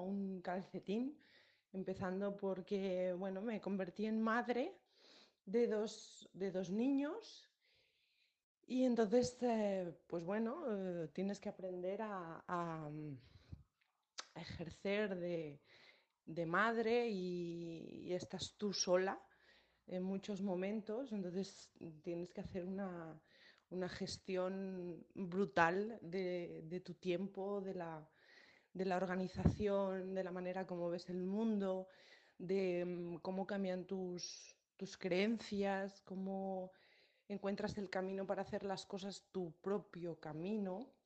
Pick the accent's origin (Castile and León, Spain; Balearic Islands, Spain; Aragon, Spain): Balearic Islands, Spain; San Antonio; moved away; hace 19 años salí de, Ibiza, eh, salí de San Antonio, pero, pero mi isla no, no salió nunca de mí, ni saldrá nunca de mí.